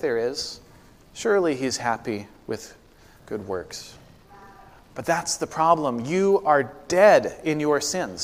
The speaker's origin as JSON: {"language": "English", "town": "Corvallis", "region": "Oregon", "country": "United States", "tie": "born or raised there", "moved": "yes", "said": "my hometown of Corvallis, Oregon"}